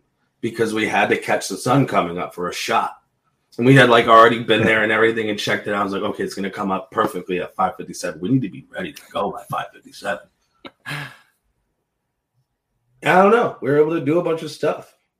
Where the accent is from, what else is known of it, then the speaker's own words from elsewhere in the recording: Illinois, United States; I'm from Illinois, and I moved here like 9 years ago.